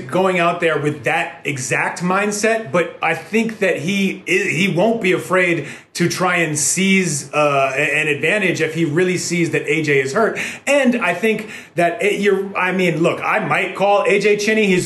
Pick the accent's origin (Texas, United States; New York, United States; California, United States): New York, United States; New York City; born or raised there